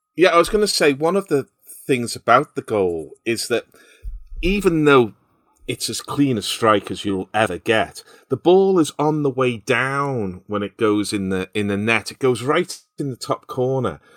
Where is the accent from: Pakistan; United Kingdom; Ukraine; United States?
United Kingdom; Liverpool, North West England; I can remember playing football on ash pitches as well in Liverpool.